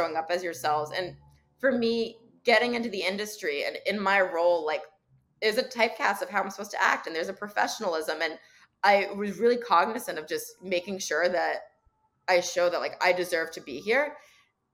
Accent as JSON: {"language": "English", "town": "Montclair", "region": "New Jersey", "country": "United States", "tie": "born or raised there", "moved": "yes", "lives_now": "Chicago, United States", "said": "I grew up in Montclair, New Jersey"}